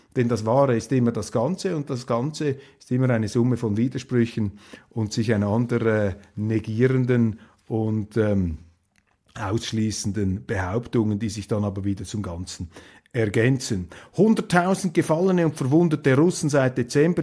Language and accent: German; Switzerland; als Schweizer